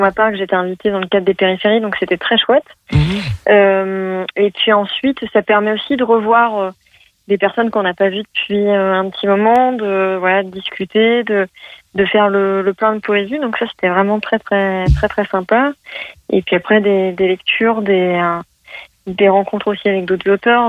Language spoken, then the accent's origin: French; Lyon, Auvergne-Rhône-Alpes, France; je suis de Lyon